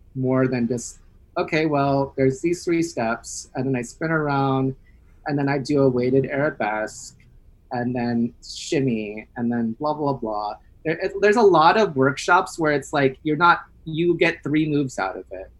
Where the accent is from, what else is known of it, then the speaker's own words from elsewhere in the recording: United States; now in New York City, United States; I'm Filipino American